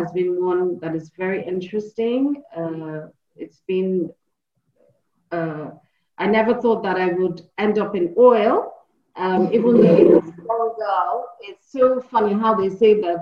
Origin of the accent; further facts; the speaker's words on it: Nigeria; also born or lived in Ilesha, Osun State / Zaria (ABU university); I was born in Nigeria, Ilesha precisely